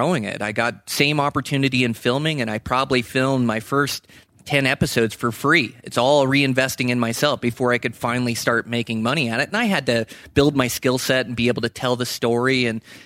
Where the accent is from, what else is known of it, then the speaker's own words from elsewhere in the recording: Western Washington, United States; I grew up in Western Washington, so the Pacific Northwest